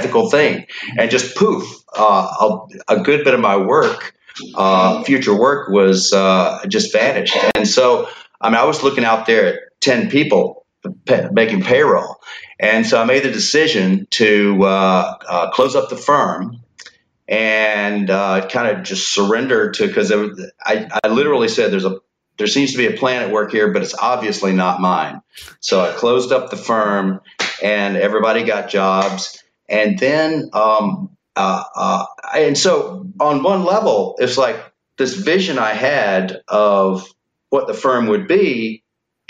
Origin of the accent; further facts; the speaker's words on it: Hattiesburg, Mississippi, United States; also born or lived in Washington, D.C.; Moved back to Hattiesburg, Mississippi, my hometown